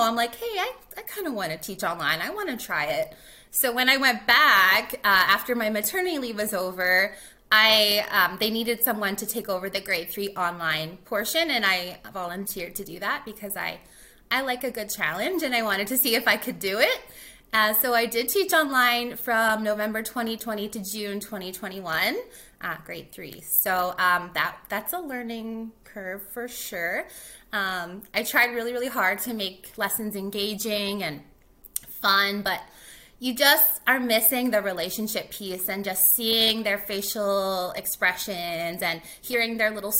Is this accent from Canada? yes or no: yes; North Battleford, Saskatchewan, Canada; moved away as an adult; also born or lived in Grande Prairie, Alberta; now in Edmonton, Canada; I actually was not born and raised in Edmonton. I am from Saskatchewan, a little town, I guess city called North Battleford.